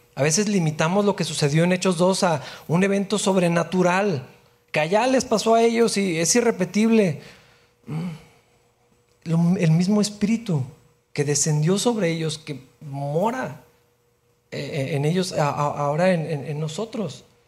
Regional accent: Mexico; somos mexicanos y somos parte del pueblo de Dios

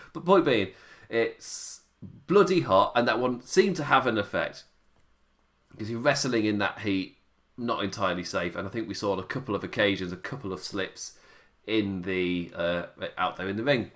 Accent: England, United Kingdom; me being English

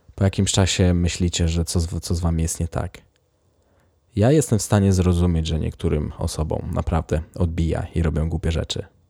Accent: Poland; moved away as an adult; now in Sweden

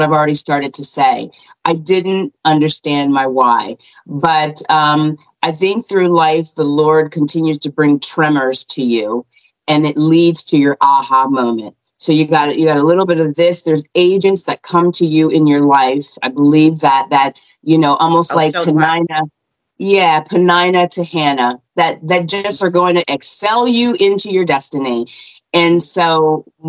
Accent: Cherry Hill, New Jersey, United States; moved away as an adult; now in Pennsylvania, United States; I grew up in New Jersey. So Cherry Hill, New Jersey is where we resided 20 something years.

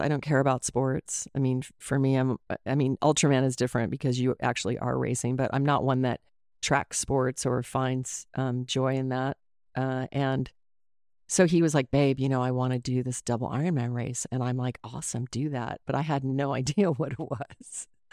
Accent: Anchorage, Alaska, United States; also born or lived in Colorado; I was raised in Alaska. I was born in Colorado and moved to Alaska when I was eight.

